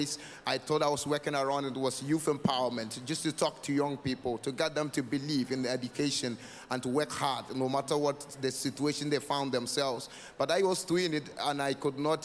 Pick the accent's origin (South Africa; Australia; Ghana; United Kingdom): Ghana; northern Ghana; I'm from northern Ghana